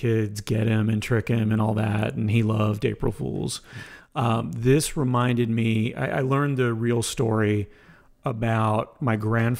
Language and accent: English; Ormond Beach, Florida, United States; also born or lived in Montreal; So I was born in Montreal because my mom couldn't travel. My dad's side of the family was all moving to Daytona Beach, Ormond Beach, Florida.